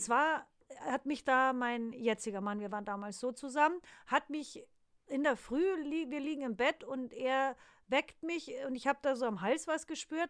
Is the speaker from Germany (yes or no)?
yes; Bavaria, Germany; moved away; bei uns in Bayern